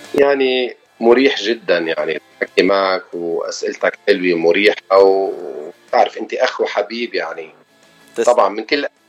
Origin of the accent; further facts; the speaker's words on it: Beirut, Beirut Governorate, Lebanon; moved away as an adult; now in Los Angeles, United States; انا لبناني ابن بيروت وصار لي 25 سنه بالاغتراب بلوس انجلوس